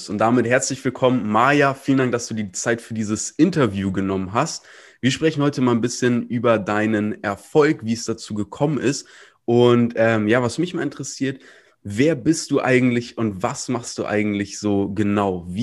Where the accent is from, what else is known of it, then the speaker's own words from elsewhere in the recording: Hamburg, Germany; Ich bin ja auch Hamburger.